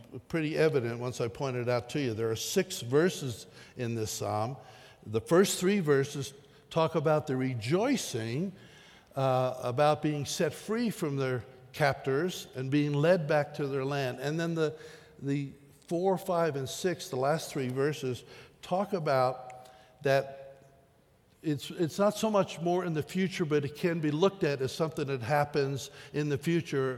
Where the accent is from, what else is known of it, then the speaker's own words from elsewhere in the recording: the East, United States; moved away; memories from my childhood of growing up in the East